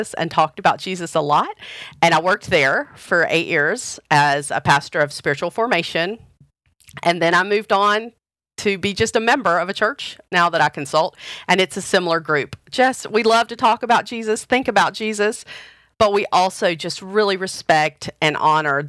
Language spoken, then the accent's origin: English; the South, United States; I grew up United Methodist in the South in a small town